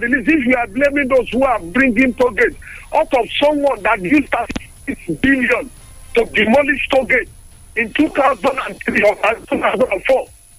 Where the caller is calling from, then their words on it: Sungo, Nigeria; I'm calling from Sungo.